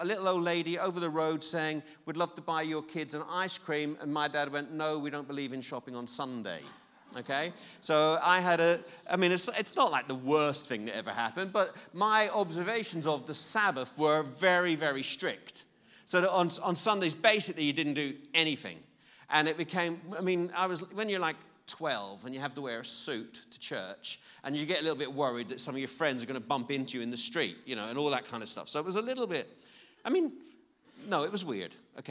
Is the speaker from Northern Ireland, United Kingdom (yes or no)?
yes; Belfast, Northern Ireland, United Kingdom; I was brought up in I'm quite old, and I was brought up in in Belfast, Northern Ireland, which is a relatively strict Christian background.